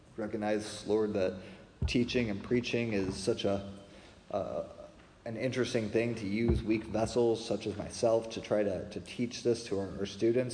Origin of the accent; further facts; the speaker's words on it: Springfield, Illinois, United States; I grew up in Springfield, Illinois